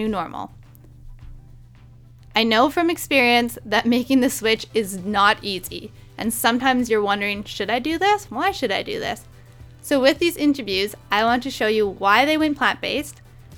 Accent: Prince Rupert, British Columbia, Canada; our hometown is called Prince Rupert

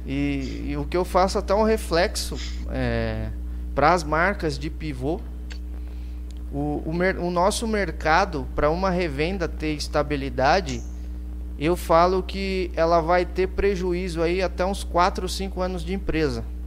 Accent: Brazil; also born or lived in Christchurch, New Zealand; eu sou brasileiro mesmo

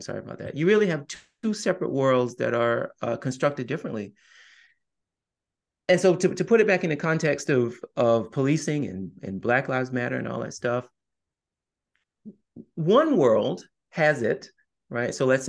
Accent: the South, United States; I'm also a Southerner, I'm also a Catholic

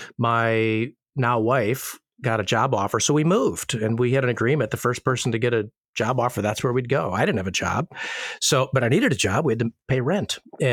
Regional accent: Illinois, United States; Growing up in Illinois, not a lot of winter sunshine anyways.

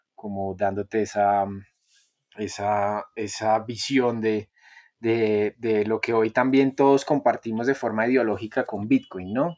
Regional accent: Bogotá, Colombia; yo soy un bogotano, yo soy un, colombianito.

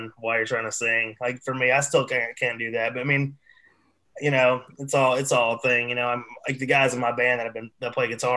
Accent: East Tennessee, United States; I'm from East Tennessee

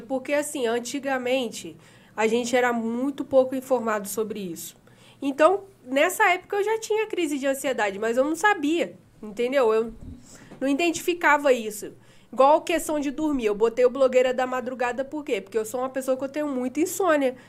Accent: Valença, Brazil; moved away as an adult; Eu nasci aqui em Valença, né? Morei aqui 18 anos.

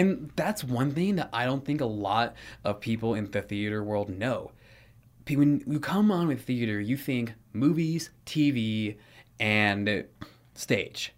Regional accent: Santa Monica, California, United States; I was born in Santa Monica, California, uh, in nineteen ninety-five

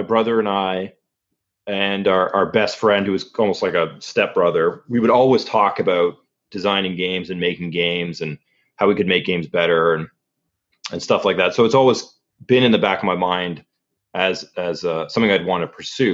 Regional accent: Ontario, Canada; So originally I'm from Canada. Grew up in Ontario, which is a province in Canada.

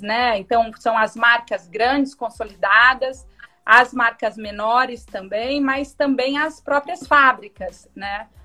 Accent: Sorocaba, São Paulo, Brazil; eu sou de Sorocaba, né, do interior de São Paulo

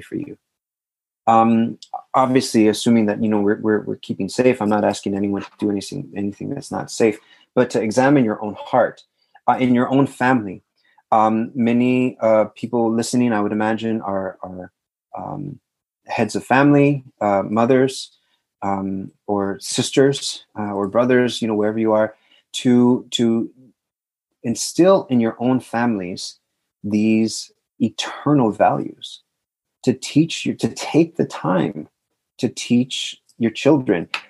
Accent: South Texas, United States; I'm from South Texas

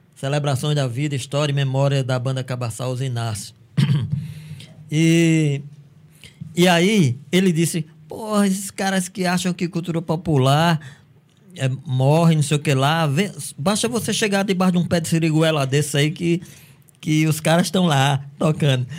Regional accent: Cajazeiras, Paraíba, Brazil; Eu sou de Cajazeiras

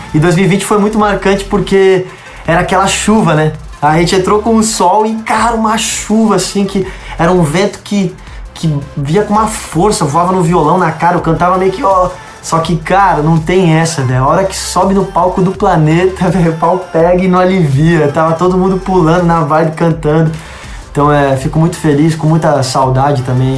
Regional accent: Rio Grande do Sul, Brazil; Minha família é toda do Rio Grande do Sul. Eu nasci no Rio Grande do Sul

